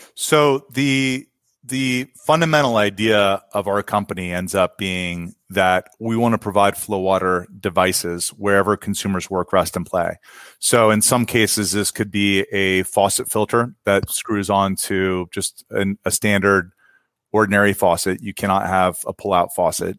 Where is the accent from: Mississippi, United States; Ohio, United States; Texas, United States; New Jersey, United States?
Ohio, United States; now in San Francisco Bay Area, United States; I grew up in Ohio